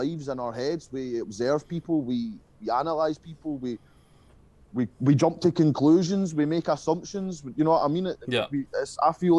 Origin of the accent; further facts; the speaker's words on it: Paisley, Scotland, United Kingdom; 30 mile outside of my hometown